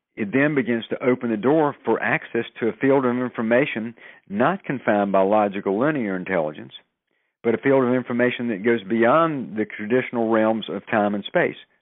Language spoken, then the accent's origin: English; the South, United States; moved away; I'm originally from the South